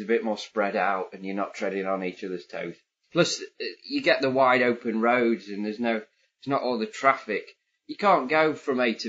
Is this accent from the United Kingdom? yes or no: yes; United Kingdom; accent: British